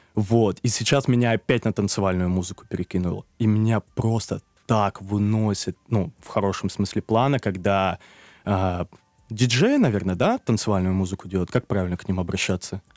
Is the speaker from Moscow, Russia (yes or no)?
yes; Moscow, Russia; also born or lived in Kazakhstan; я как бы родился в двухтысячном, и в две тысячи втором я уехал в Москву